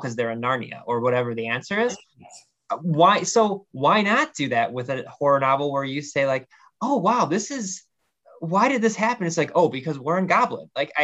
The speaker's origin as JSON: {"language": "English", "region": "Ohio", "country": "United States", "said": "I'm from Ohio"}